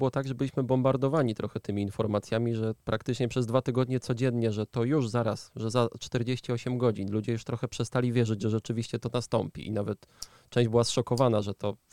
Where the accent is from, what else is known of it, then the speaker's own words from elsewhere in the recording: Ukraine; ale obserwuję to jako, jako Ukrainka właśnie.